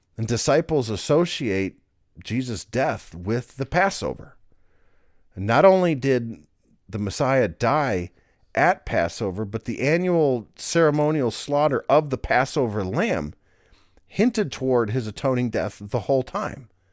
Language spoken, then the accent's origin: English; United States; we're American, we speak English